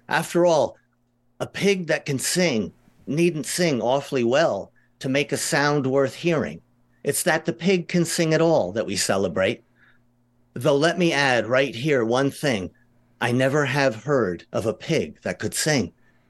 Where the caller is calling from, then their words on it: New York City, New York, United States; New York City. I'm excellent. In the Bronx.